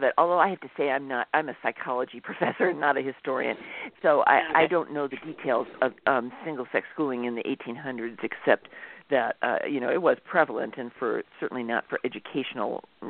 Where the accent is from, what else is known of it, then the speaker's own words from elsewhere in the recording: Midwest, United States; I grew up in the Midwest